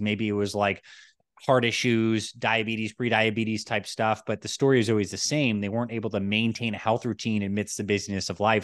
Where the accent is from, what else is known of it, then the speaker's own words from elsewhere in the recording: Toronto, Ontario, Canada; moved away; also born or lived in New York; I was born in New York, and I actually grew up in Toronto, Canada.